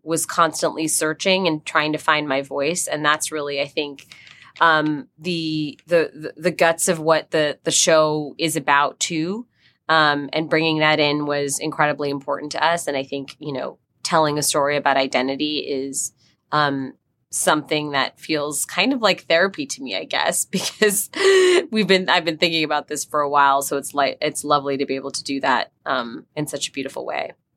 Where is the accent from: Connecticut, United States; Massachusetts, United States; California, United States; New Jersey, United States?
New Jersey, United States; someone who grew up in, um, in Jersey